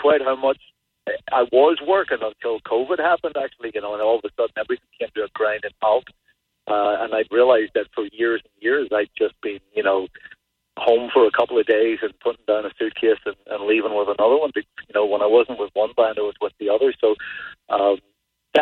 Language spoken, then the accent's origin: English; Ireland; also born or lived in Los Angeles, United States; now in New Hampshire, United States; I'm from Ireland originally